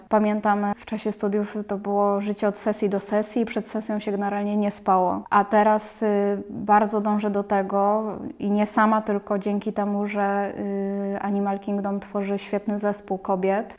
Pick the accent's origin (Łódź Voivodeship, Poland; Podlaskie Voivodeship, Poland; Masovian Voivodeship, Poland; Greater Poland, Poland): Łódź Voivodeship, Poland; Łódź; jestem z Łodzi